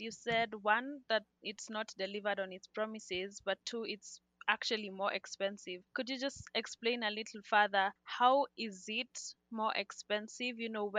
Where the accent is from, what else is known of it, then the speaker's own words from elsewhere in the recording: Kenya; I'm a Kenyan, so I not only related, but I appreciated the fact that you chose to do a report on our country.